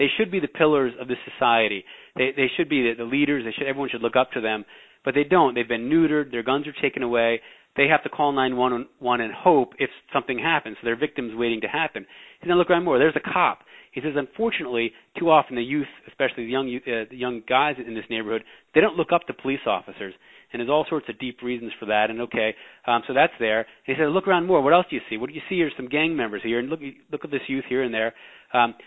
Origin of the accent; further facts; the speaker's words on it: New York, United States; I'm a New Yorker